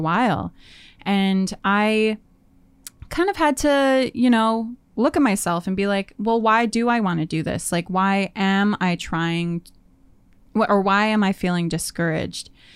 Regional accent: Winnipeg, Manitoba, Canada; moved away as an adult; now in Vancouver, Canada; I moved from Winnipeg. I was born and raised there

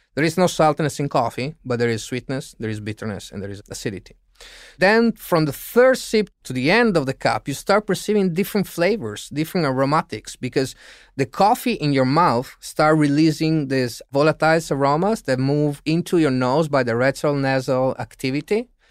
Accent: Italy; In Italy, as Italians

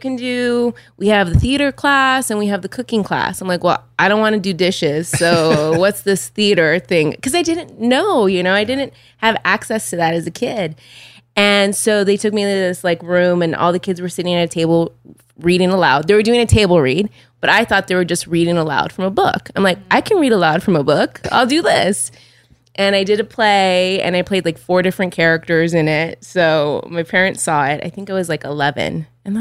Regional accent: Los Angeles, California, United States; growing up in North Hollywood

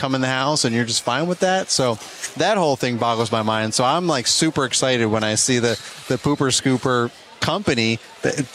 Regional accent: New York, United States; I'm from New York

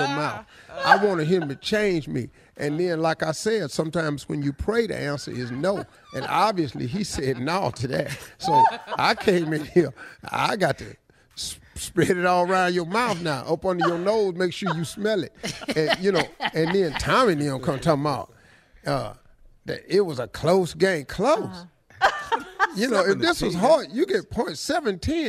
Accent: Cleveland, Ohio, United States; I'm from Cleveland

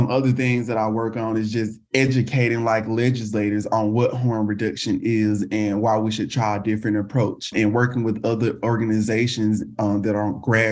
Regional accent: the South, United States; now in Houston, United States; I'm based in Houston, Texas, and born and raised in the South

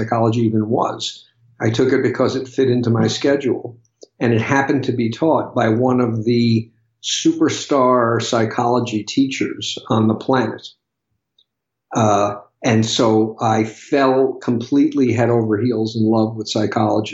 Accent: New York, United States; I grew up in New York

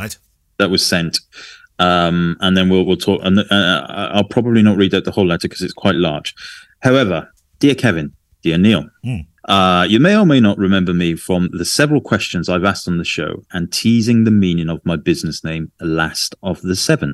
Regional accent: Adelaide, South Australia, Australia; Documents life on the streets of my hometown, Adelaide, throughout the COVID pandemic.

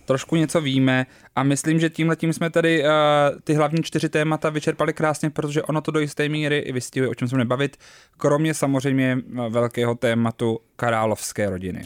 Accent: Prague, Czechia; my rodilí Pražáci

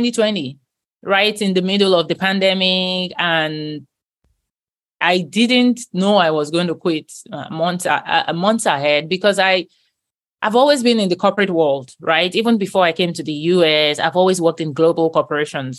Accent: Nigeria; moved away as an adult; now in United States; Christianity growing up in Nigeria was like the norm

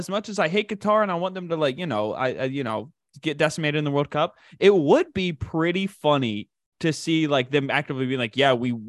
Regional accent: United States; My home, you know where my homeland is? Where's that? United States.

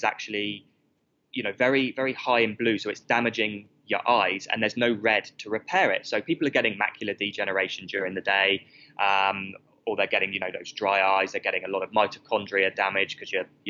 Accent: United Kingdom; moved away as an adult; now in Australia; I moved because of the weather in the UK, as you can tell from my accent

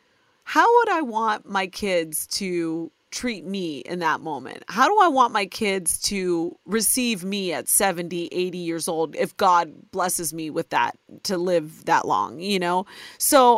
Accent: Ohio, United States; born or raised there

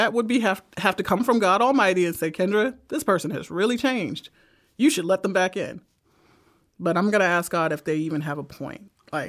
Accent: Brooklyn, New York, United States; I am from Brooklyn. There's always somebody who can end life.

